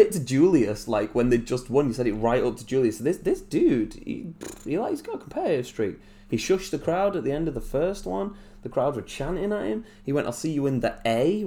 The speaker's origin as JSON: {"language": "English", "region": "England", "country": "United Kingdom", "said": "we as English people"}